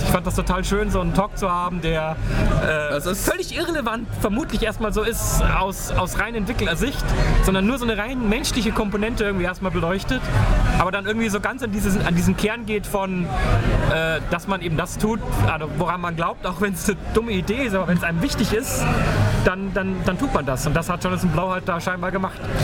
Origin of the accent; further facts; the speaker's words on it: Germany; now in United Kingdom; als, als Deutscher